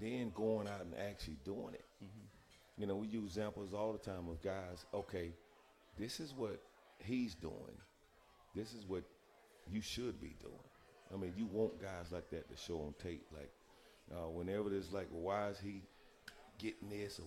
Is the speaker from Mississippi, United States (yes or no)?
yes; Pascagoula, Mississippi, United States; I'm from the Gula